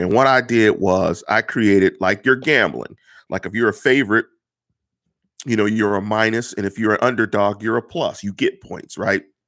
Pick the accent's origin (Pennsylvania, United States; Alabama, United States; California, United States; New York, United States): Pennsylvania, United States; Pittsburgh; I come from Manchester. I come from the one five two three three. I come from about five minutes from Heinz Field. I'm from the north side